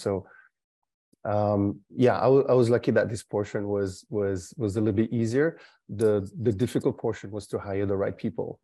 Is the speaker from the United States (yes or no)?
no; France; also born or lived in Canada; now in Singapore; was born in France, but lived sixteen years in Canada